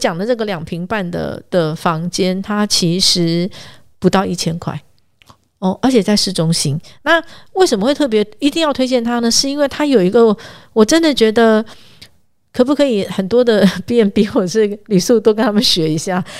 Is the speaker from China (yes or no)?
no; northern Taiwan, Taiwan; 我们北部人常常听到的一些知名的小吃